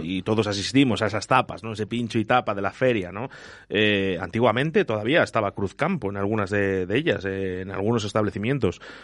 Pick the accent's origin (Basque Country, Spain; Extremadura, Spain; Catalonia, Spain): Basque Country, Spain; moved away; yo vengo de Euskadi